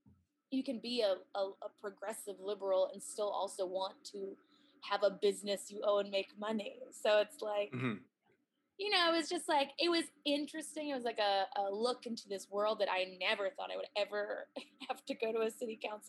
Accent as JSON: {"language": "English", "town": "Minneapolis", "region": "Minnesota", "country": "United States", "also_born_or_lived": "Boston, Massachusetts", "moved": "yes", "lives_now": "Los Angeles, United States", "said": "I'm from Minneapolis and Boston."}